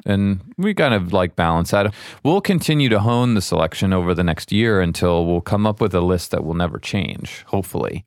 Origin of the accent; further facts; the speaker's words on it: San Francisco, California, United States; also born or lived in Iowa City, Iowa; I grew up in San Francisco, in the Bay Area. I was born in Iowa, an Iowa city